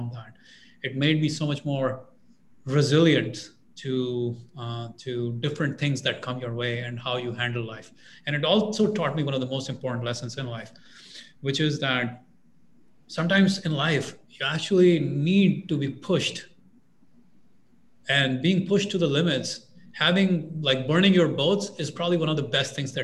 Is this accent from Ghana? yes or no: no; India; moved away as an adult; I'm an immigrant. I'm from India